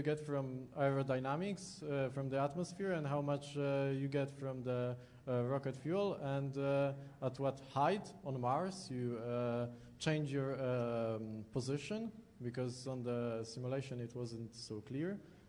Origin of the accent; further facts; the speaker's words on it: Poland; Hello, I am a student from Poland